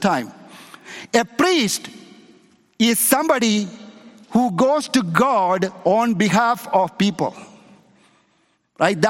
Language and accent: English; India; moved away; in a little town in India where I was born, there is a Jewish community, there is a Jewish synagogue in my hometown in India.